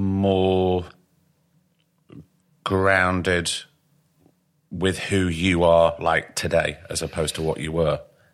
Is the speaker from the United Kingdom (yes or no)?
yes; Blackpool, North West England, United Kingdom; accent: northern; moved away; also born or lived in London; I come from Blackpool